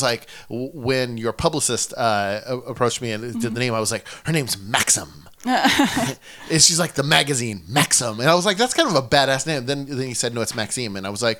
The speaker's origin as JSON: {"language": "English", "region": "Oregon", "country": "United States", "tie": "born or raised there", "also_born_or_lived": "Seattle, Washington", "moved": "as an adult", "lives_now": "Los Angeles, United States", "said": "I grew up in Oregon and went to school in Seattle."}